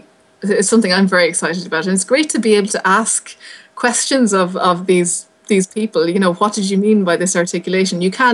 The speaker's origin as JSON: {"language": "English", "town": "Galway", "region": "Connacht", "country": "Ireland", "also_born_or_lived": "London", "moved": "as an adult", "lives_now": "Manchester, United Kingdom", "said": "I'm from Galway."}